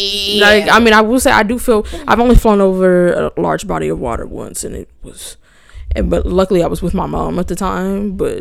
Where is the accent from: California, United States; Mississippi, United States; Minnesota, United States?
California, United States; Los Angeles; moved away; Like, I was from Los Angeles.